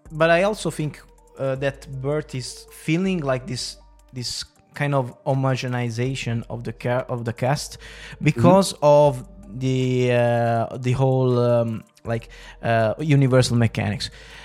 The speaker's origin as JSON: {"language": "English", "country": "United Kingdom", "said": "I'm fucking British, you know"}